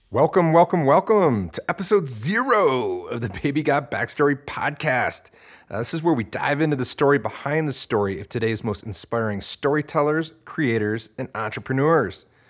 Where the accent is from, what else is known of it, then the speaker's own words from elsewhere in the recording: Detroit, Michigan, United States; growing up in Detroit, Michigan, where I grew up